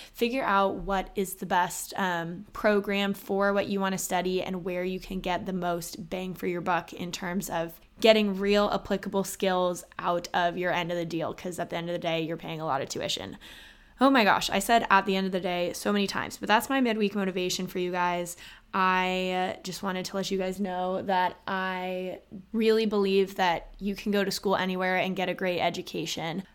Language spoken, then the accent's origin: English; Austin, Texas, United States; I'm actually from Austin, Texas, and both my parents went to U T